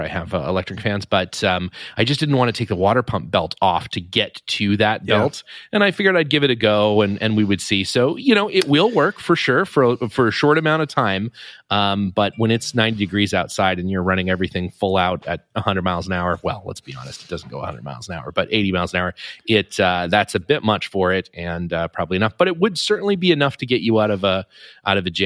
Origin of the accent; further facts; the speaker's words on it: Canmore, Alberta, Canada; growing up in Canmore